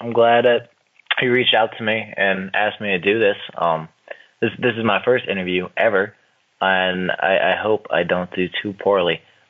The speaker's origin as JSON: {"language": "English", "town": "Washington", "region": "District of Columbia", "country": "United States", "tie": "born or raised there", "said": "of course. I grew up in and around Washington, D.C. my entire life. I'm actually Canadian as well, just like you."}